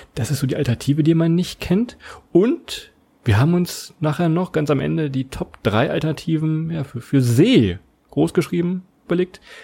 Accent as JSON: {"language": "German", "region": "Lower Saxony", "country": "Germany", "said": "ich komme aus Niedersachsen"}